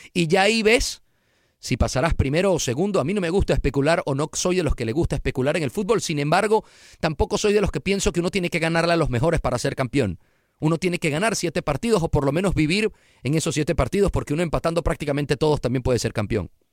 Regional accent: Venezuela; moved away as an adult; now in Houston, United States; ya había trabajado cinco años antes en mi país, Venezuela

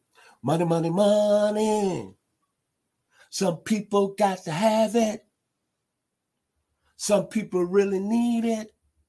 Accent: Memphis, Tennessee, United States; I was living in my hometown of Memphis, Tennessee.

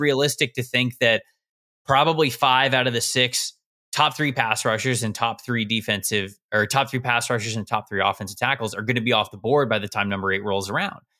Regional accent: just south of Tampa, Florida, United States; moved away as an adult; I'm from just south of Tampa. That's where I grew up.

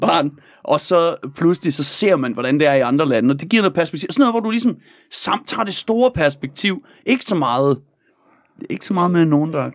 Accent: Denmark; som dansker

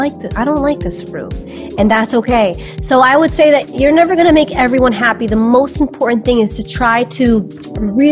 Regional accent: New York City, New York, United States; also born or lived in Albania (ancestry); So my family is from Albania. I am Albanian, and I was born in New York City. I was born in Brooklyn, New York.

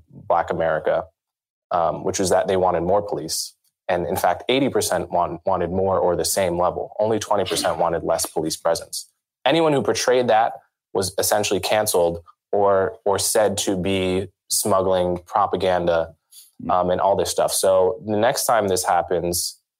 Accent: New York, United States; in New York where I live, where I'm from

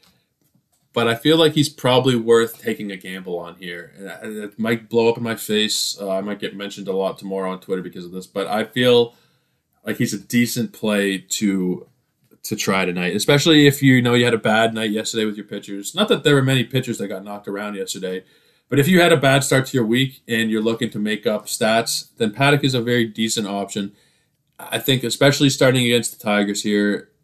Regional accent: Toronto, Ontario, Canada; my hometown, Toronto

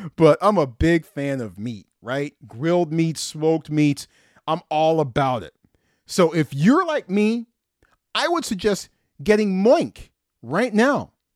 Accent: Omaha, Nebraska, United States; I was born in Omaha

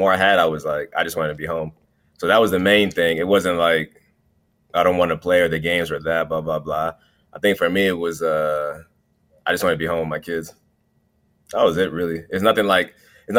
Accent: Cleveland, Ohio, United States; I grew up in Cleveland

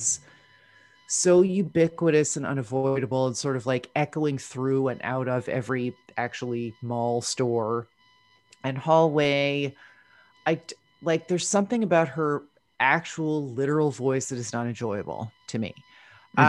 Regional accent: New Jersey, United States; I am from New Jersey

